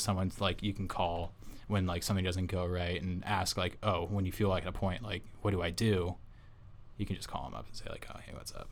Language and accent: English; Orange County, California, United States; I'm from Orange County originally